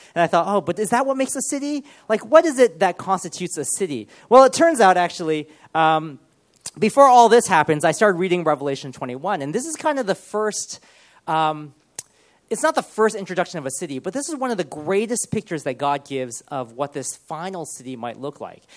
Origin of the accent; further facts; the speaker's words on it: Los Angeles, California, United States; moved away as an adult; also born or lived in Ohio / Loughborough / Sheffield / Cardiff; now in Birmingham, United Kingdom; when I was probably about five or six, my parents moved to Los Angeles, and we moved into the city called Monterey Park